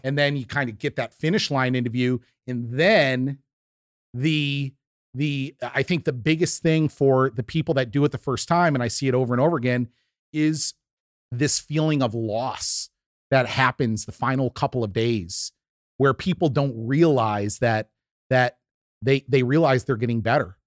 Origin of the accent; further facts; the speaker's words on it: New York, United States; growing up in the Northeast in New York, Italian family